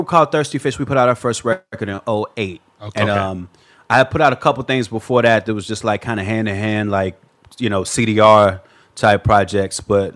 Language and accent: English; Chicago, Illinois, United States; now in Los Angeles, United States; Born and raised in Chicago